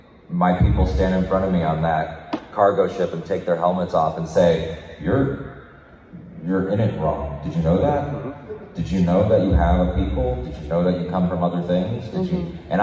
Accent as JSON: {"language": "English", "region": "Connecticut", "country": "United States", "also_born_or_lived": "Puerto Rico (ancestry)", "said": "I'm from Connecticut by way of Puerto Rico. My grandma came over."}